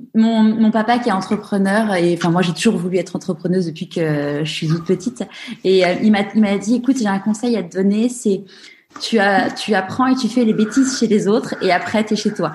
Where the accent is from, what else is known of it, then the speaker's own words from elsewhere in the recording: Paris, Île-de-France, France; moved away as an adult; now in Marseille, France; je suis parisienne